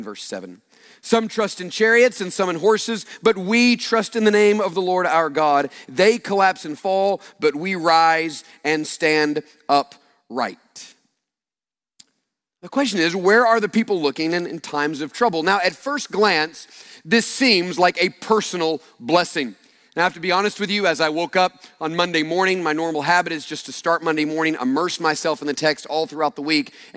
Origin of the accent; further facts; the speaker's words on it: United States; growing up in the United States, particularly growing up for me in the late 70s, early 80s during the Cold War